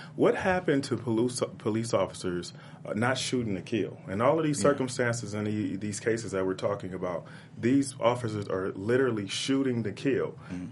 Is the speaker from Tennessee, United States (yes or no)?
no; Compton, California, United States; growing up in Compton